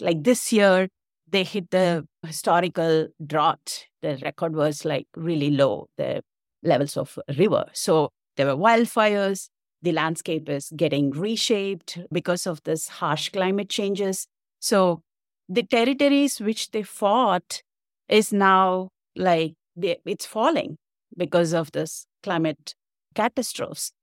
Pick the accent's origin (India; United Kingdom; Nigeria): India; moved away as an adult; now in Canada; I'm originally from India